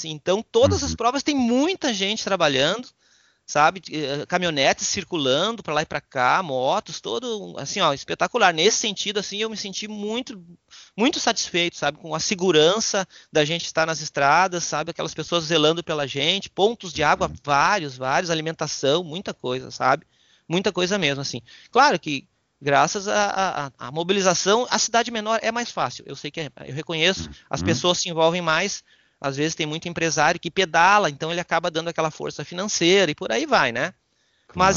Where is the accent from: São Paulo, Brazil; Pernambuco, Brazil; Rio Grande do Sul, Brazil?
Rio Grande do Sul, Brazil; Passo Fundo; Eu sou natural de Passo Fundo, meus familiares são de lá